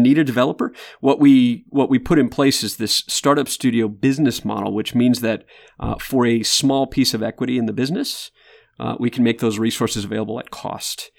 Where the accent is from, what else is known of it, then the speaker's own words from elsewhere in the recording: Michigan, United States; now in Austin, United States; I grew up in Michigan